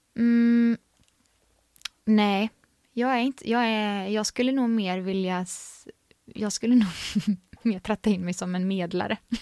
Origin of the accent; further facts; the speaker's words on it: Vänersborg, Västra Götaland, Sweden; Så där är jag född, upp, född och uppvuxen